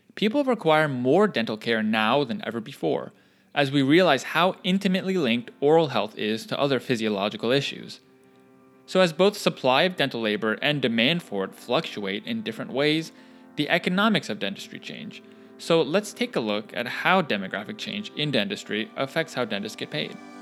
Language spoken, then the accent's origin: English; North Carolina, United States; In my home state, In the city of Apex, which is a suburb of Raleigh